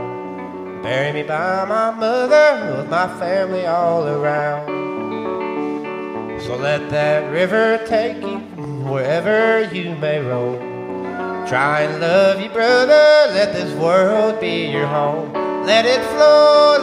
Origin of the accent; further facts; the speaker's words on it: Jackson, Kentucky, United States; I'm from Breathitt County, Kentucky. Grew up in a little town called Jackson